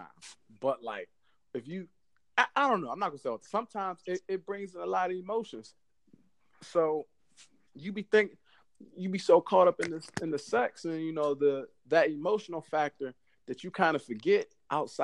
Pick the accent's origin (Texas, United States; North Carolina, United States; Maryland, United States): Maryland, United States; accent: DC accent; I'm from Maryland.